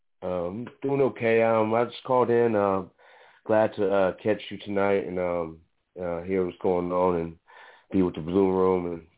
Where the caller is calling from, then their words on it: the Bay Area, California, United States; I'm calling out of California, the Bay Area.